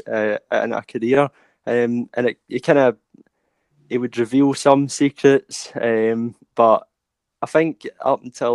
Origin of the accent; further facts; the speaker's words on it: Glasgow, Scotland, United Kingdom; I'm from Glasgow in Scotland